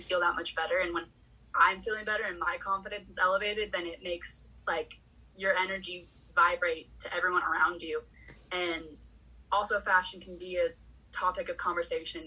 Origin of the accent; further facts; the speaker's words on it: California, United States; I'm a girl who's born and raised in California